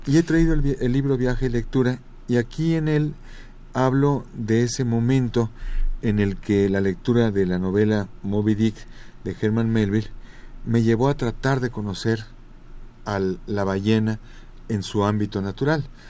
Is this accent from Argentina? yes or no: no; Mexico City, Mexico; tuve el privilegio de nacer en el centro del centro, en el corazón del corazón de mi país.